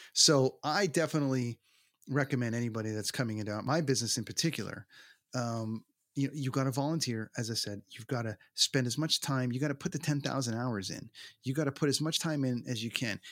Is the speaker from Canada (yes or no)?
yes; Toronto, Ontario, Canada; born or raised there